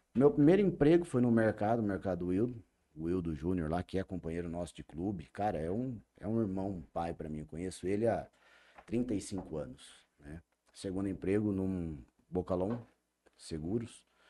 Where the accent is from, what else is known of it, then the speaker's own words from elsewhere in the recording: Jales, São Paulo, Brazil; Nasci em São Paulo, vim para Jales com dois anos de idade, então tenho 41 anos de Jales